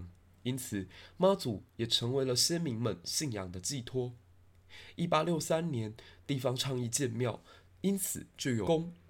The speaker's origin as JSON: {"language": "Chinese", "region": "Tainan", "country": "Taiwan", "said": "虽然我身为台南人，"}